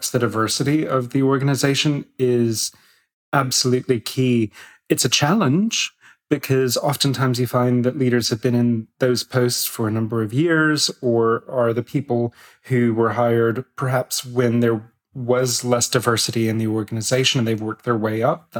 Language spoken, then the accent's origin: English; United States; moved away; I'm American as well